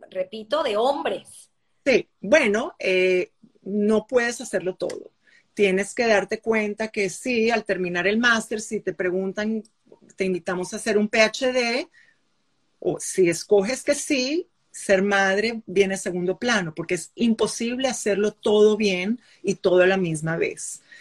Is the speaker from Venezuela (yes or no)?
yes; Venezuela; mostrarles que saben que soy de América Latina, que vengo, vengo de Venezuela, vengo de la central